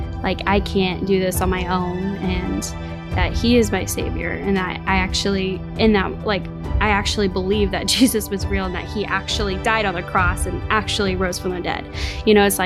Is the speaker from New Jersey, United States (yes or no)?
no; St. Louis, Missouri, United States; I grew up in St. Louis.